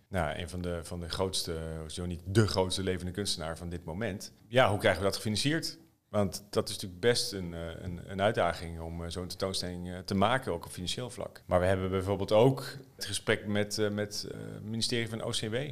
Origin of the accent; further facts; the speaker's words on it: Netherlands; als Nederlander